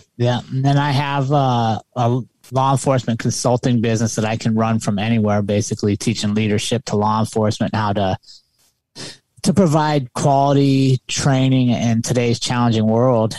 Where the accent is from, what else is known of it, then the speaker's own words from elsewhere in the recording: United States; moved away; also born or lived in Colorado; I'm a city kid. I grew up outside of Washington, D C